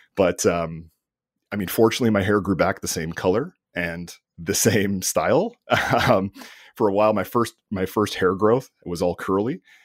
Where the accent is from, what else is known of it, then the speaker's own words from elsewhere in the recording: Canada; I'm Canadian